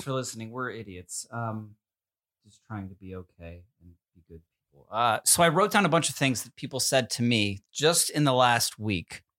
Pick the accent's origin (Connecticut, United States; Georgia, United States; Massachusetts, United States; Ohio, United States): Connecticut, United States; I'm from Connecticut, where Sandy Hook is